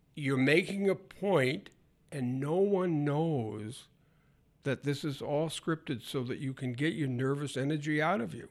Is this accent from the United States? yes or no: yes; northern Maine, United States; moved away; also born or lived in Michigan; I was born and brought up in Maine